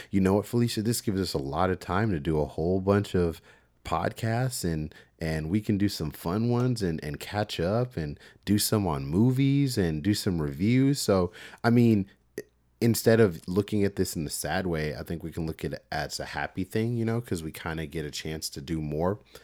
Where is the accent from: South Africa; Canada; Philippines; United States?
United States; Houston, Texas; I'm from Texas and, uh, I'm from the Houston area. So I grew up around, you know, mega churches